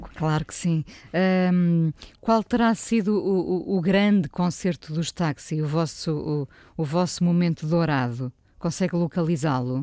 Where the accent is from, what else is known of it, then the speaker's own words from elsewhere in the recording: Vila do Conde, Norte, Portugal; now in Lisbon, Portugal; apesar de ter nascido cá, uh, vivi boa parte da minha vida eh, no Norte